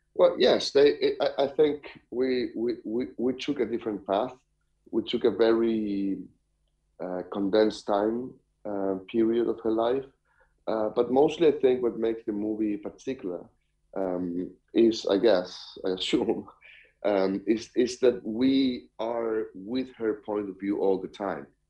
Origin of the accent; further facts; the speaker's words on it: Chile; I am from Chile myself